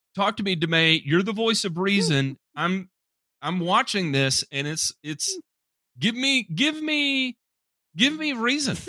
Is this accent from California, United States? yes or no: no; Memphis, Tennessee, United States; I'm from Memphis